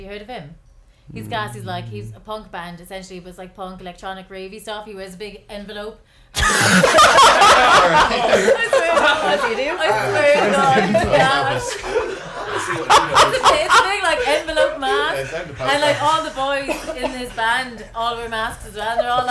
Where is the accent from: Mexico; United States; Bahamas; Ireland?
Ireland; Limerick, Munster; I'm from Limerick